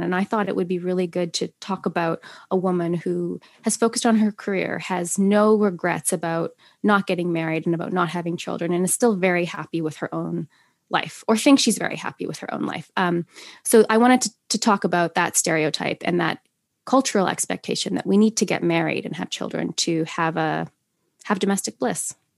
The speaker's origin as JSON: {"language": "English", "town": "Saskatoon", "region": "Saskatchewan", "country": "Canada", "tie": "born or raised there", "also_born_or_lived": "United Kingdom", "moved": "as an adult", "said": "in my hometown of Saskatoon, uh, Saskatchewan. I live in Canada"}